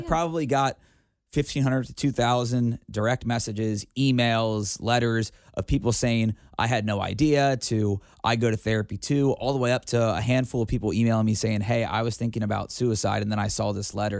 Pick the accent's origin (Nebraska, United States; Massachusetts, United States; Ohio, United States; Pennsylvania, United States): Ohio, United States; Cincinnati; in my hometown